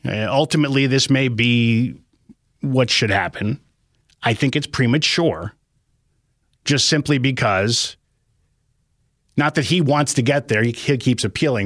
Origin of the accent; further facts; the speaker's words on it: New Jersey, United States; moved away; I'm from New Jersey originally